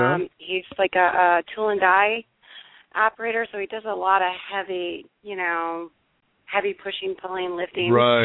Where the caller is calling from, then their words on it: Michigan, United States; from Michigan.